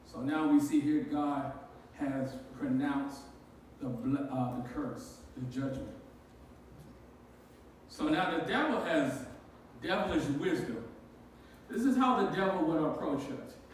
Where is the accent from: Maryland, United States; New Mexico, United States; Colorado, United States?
Maryland, United States; Baltimore; when I was growing up in Baltimore, I was raised by my grandmother